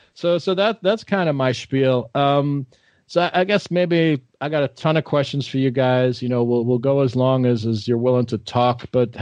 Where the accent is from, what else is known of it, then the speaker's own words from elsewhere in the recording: Long Island, New York, United States; I'm in Levittown, you know, I grew up on Long Island